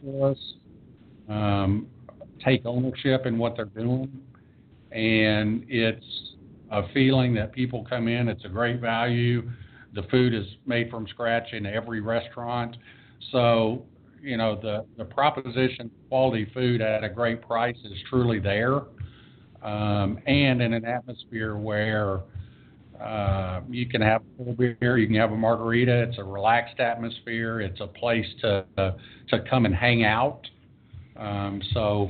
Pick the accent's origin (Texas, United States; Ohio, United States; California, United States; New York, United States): Texas, United States; Denton; opened a third store in my hometown, which is Denton, Texas